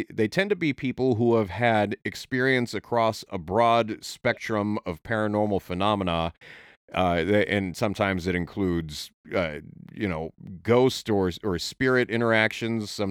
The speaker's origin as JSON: {"language": "English", "region": "Oregon", "country": "United States", "tie": "born there", "said": "I was born in Oregon, but I didn't I didn't I haven't lived in the area much throughout my life"}